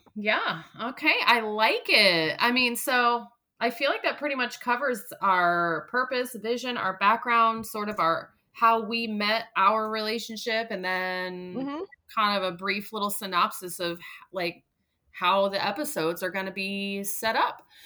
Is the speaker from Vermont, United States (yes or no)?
yes; Vermont, United States; moved away; my home state of Vermont